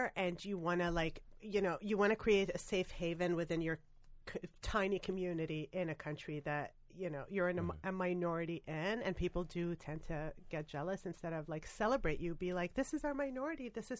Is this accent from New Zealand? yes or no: no; Canada; now in United States; I'm an immigrant from Canada. I moved to America